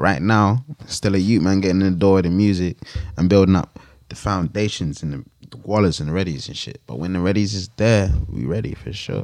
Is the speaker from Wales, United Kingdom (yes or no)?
no; London, United Kingdom; I grew up in I grew up in West, like Grove's down the road